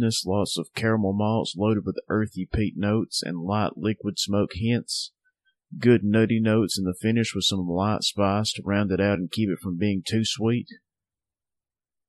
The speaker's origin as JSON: {"language": "English", "region": "Northwest Alabama", "country": "United States", "tie": "born or raised there", "said": "Southern Package, my hometown craft beer shop. If you live in Northwest Alabama"}